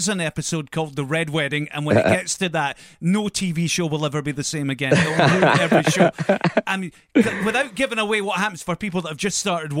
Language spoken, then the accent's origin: English; Kilbarchan, Scotland, United Kingdom; you're from Eldersley, which is like the village next to me, because I'm from Kilbarkin.